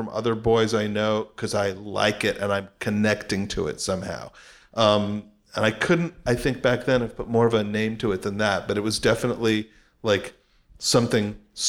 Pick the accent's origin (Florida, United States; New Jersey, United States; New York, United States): New York, United States; I grew up in New York